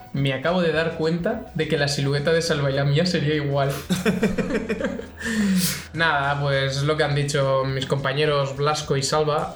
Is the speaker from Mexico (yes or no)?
no; Castellón de la Plana, Valencian Community, Spain; yo soy de Castellón